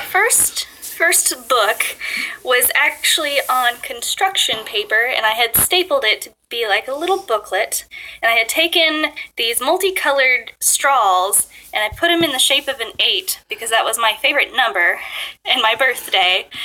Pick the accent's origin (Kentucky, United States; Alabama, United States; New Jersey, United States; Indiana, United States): Kentucky, United States; Bluegrass region of; also born or lived in Japan; I grew up in the bluegrass region of Kentucky